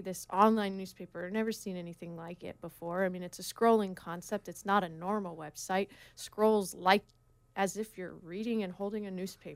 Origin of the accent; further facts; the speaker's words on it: Oregon, United States; now in Laguna Beach, United States; I grew up in Oregon.